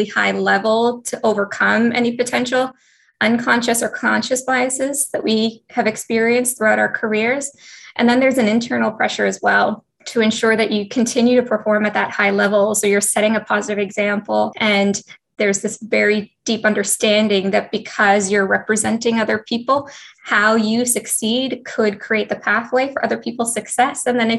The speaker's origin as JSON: {"language": "English", "country": "Canada", "tie": "born or raised there", "also_born_or_lived": "Ethiopia / Singapore", "said": "I was born in Ethiopia, but I immigrated to Singapore at a very young age. And in that population, I was definitely one of the only Black students in my school, but I soon moved to Canada. I moved to Canada about 4 years later."}